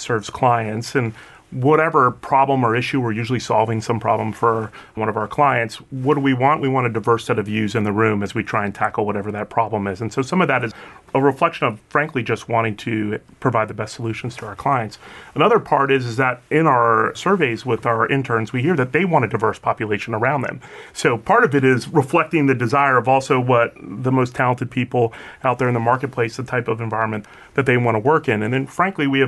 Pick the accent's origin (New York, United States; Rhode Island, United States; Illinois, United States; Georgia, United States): Illinois, United States; Chicago; I was born in Chicago